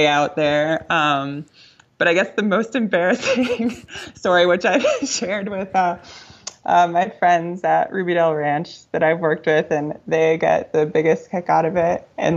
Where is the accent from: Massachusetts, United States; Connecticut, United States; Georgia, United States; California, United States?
Connecticut, United States; Waterbury; moved away as an adult; now in Montana, United States; I grew up in Waterbury, Connecticut, and this kind of small Italian neighborhood called Town Plot